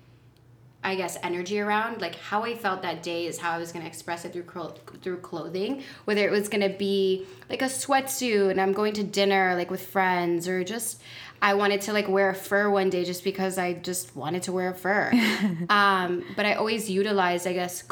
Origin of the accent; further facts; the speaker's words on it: Iowa, United States; moved away; also born or lived in Miami, Florida; I was born and raised in Miami. I grew up in Iowa